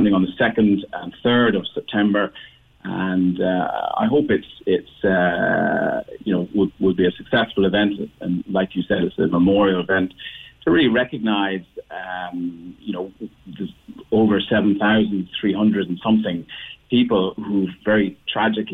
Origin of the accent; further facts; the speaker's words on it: Cork, Munster, Ireland; moved away; also born or lived in Dublin; I lived in Dublin. I'm from Cork. I lived in Dublin for many years.